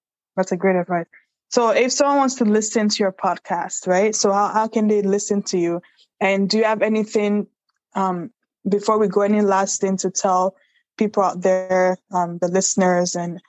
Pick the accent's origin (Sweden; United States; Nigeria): Nigeria; But where I came from, because I was born in Nigeria, like children are more mature than the children here